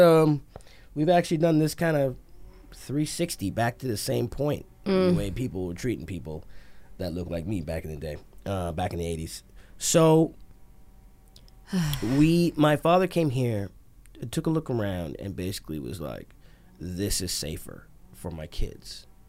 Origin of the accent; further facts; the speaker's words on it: Montreal, Quebec, Canada; born there; I didn't. I was born in Montreal.